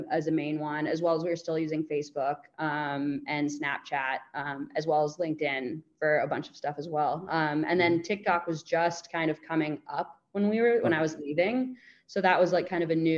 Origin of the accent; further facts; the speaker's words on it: United States; moved away as an adult; also born or lived in Melbourne, Australia; being American